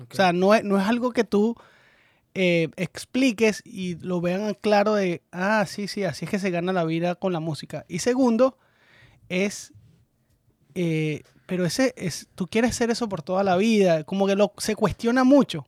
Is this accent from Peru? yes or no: no; Venezuela; nosotros como venezolanos